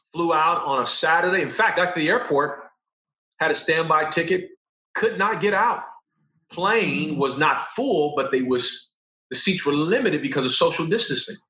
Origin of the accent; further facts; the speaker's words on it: Los Angeles, California, United States; I'm from Los Angeles